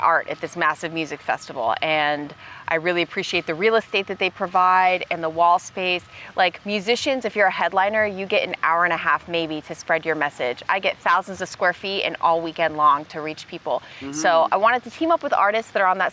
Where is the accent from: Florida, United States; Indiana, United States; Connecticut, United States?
Florida, United States; Orlando; also born or lived in Tampa, Florida / Tallahassee, Florida; I grew up in Orlando. I was born in Tampa, then did middle school, high school in Orlando